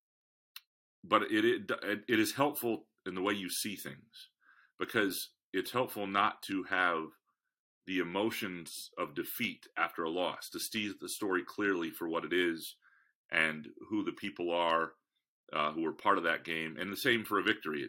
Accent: Lansing, Michigan, United States; also born or lived in Chicago / Freeport / Kalamazoo; I grew up in Lansing

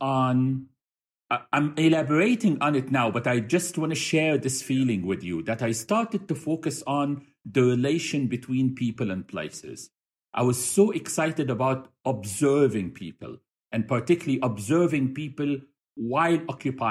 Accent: Cairo, Cairo Governorate, Egypt; moved away as an adult; also born or lived in Bahrain / United States; now in Doha, Qatar; I am from Cairo, Egypt. I was raised there

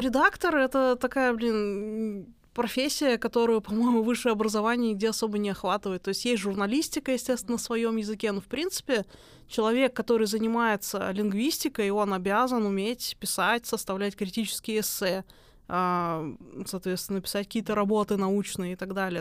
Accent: Ufa, Bashkortostan, Russia; moved away as an adult; also born or lived in Germany; я вообще сама из Уфы, из Башкортостана

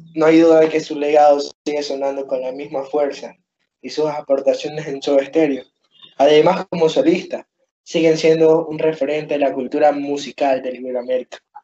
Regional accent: Ecuador; yo siendo ecuatoriano

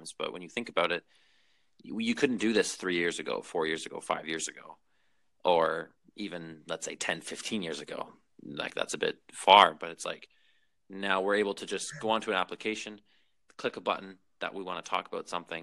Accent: Vancouver, British Columbia, Canada; I'm from Vancouver.

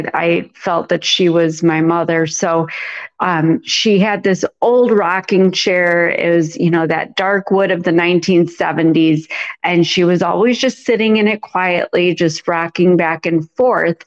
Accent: a suburb north of Chicago, Illinois, United States; he lived in a suburb north of Chicago. So we ended up moving in with him, and that's where I grew up

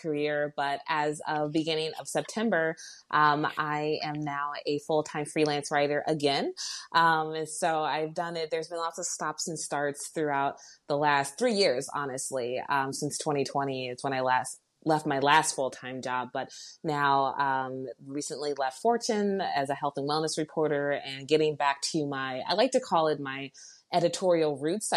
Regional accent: outside of Baltimore, Maryland, United States; moved away as an adult; now in Chicago, United States; I grew up outside of Baltimore, Maryland, in very quiet neighborhood.

